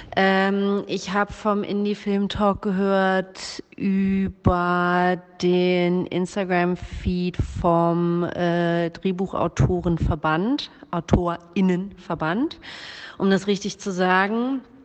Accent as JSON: {"language": "German", "country": "Germany", "tie": "born or raised there", "said": "ich bin weiß und in Deutschland geboren"}